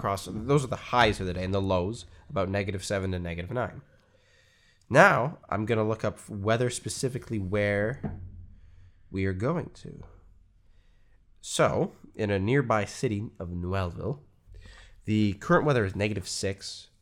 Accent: Canada

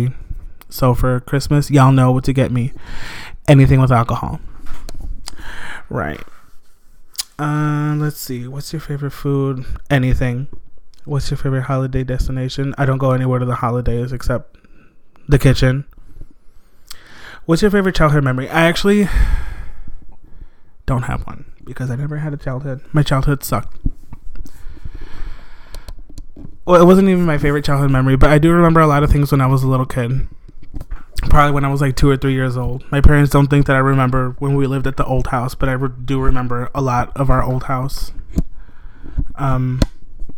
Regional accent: Blue Island, Illinois, United States; also born or lived in Harvey, Illinois; we moved to Blue Island when I was like 3 years old

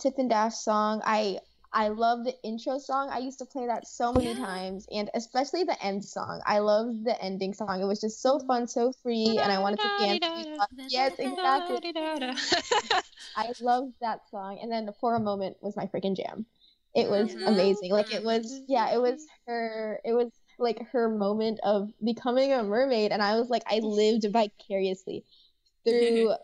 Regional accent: Philippines; I grew up in the Philippines

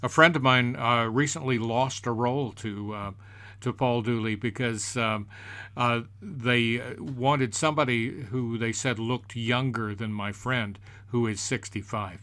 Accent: United States

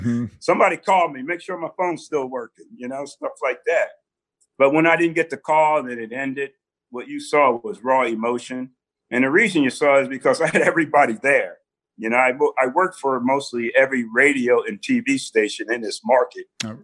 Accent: South River, New Jersey, United States; moved away; I was a kid growing up in New Jersey

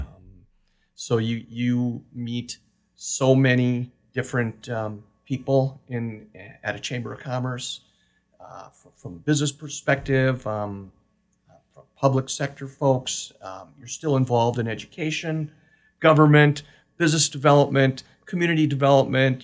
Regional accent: Manitowoc, Wisconsin, United States; moved away as an adult; now in Oshkosh, United States; I'm originally from Manitowoc

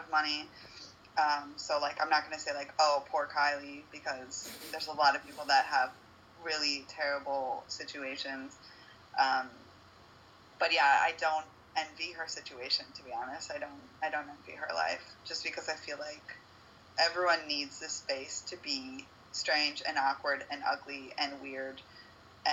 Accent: United States; now in Uruguay; being from the United States

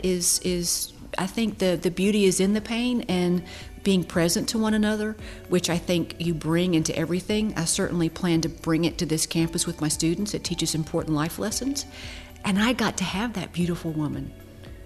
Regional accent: Albany, Georgia, United States; also born or lived in Mableton, Georgia; I grew up right in this area, graduated from Lee County High School

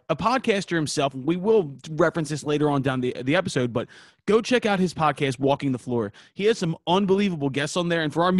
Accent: Philadelphia, Pennsylvania, United States; We are six idiots from Philadelphia

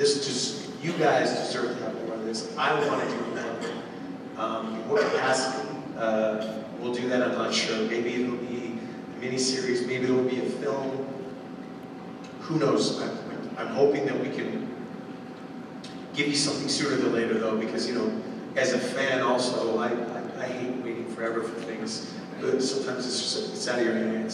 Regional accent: Yukon, Canada; where I was born and raised in the Yukon

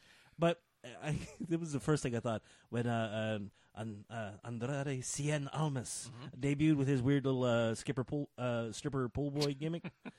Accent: Virginia, United States; As a boy born and raised in Virginia, south enough to be offended by this garbage.

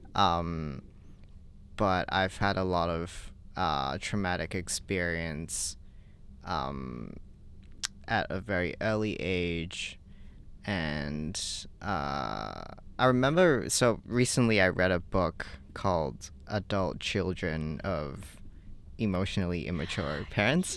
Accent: Hong Kong; I grew up in Hong Kong

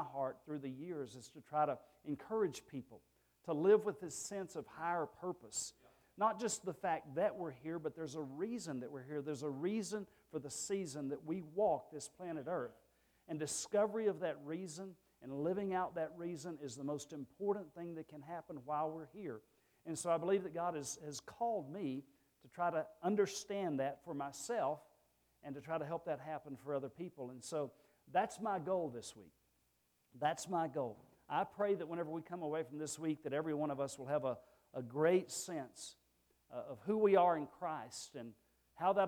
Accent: Rockland, Texas, United States; moved away; I grew up in Rockland, Texas

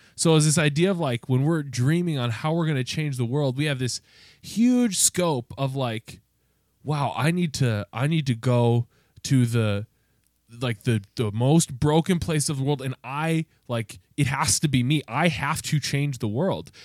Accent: United States; as a white man growing up in America

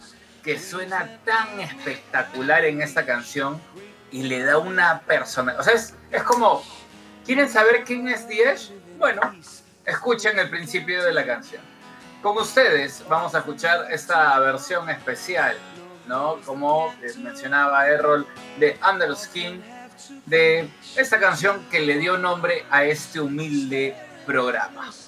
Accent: Peru; somos peruanos

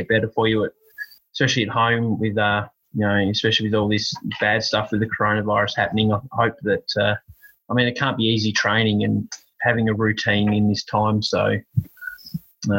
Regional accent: Australia; I'm Australian and they say our English isn't that good either

